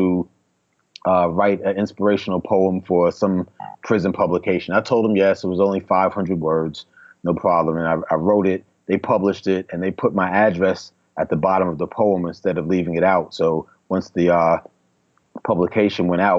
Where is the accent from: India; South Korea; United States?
United States; New York City, New York; now in Atlanta, United States; one guy that I grew up with in Queens